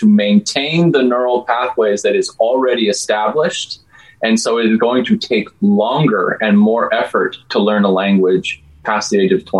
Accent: Turkey, New Mexico, United States; I grew up in Turkey, New Mexico, so I am fluent in Spanglish.

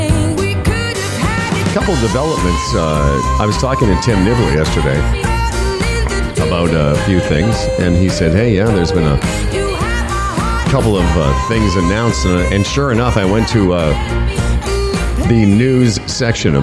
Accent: Toronto, Ontario, Canada; I was from Toronto, Canada

